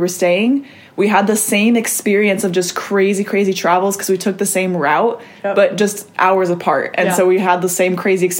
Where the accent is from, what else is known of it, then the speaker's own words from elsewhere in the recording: Midwest, United States; we're both from the Midwest